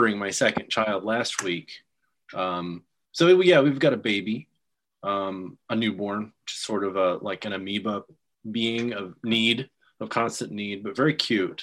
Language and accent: English; Texas, United States; now in Kansas City area, United States; I'm from Texas